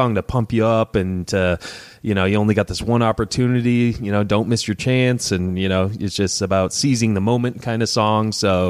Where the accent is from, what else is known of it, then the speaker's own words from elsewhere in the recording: Detroit, Michigan, United States; I'm from Detroit as well.